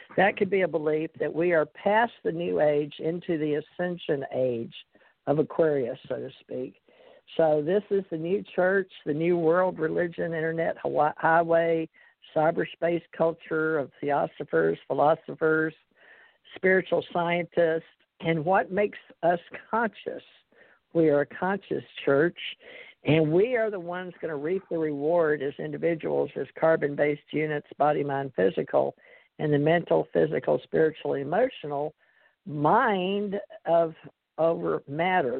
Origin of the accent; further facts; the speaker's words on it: Monroe, Louisiana, United States; I was born in Monroe, Louisiana, in the United States of America